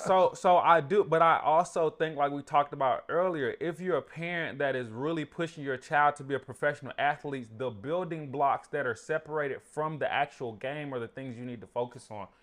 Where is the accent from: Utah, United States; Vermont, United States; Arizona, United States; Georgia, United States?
Georgia, United States; Burdett; I grew up in Burdett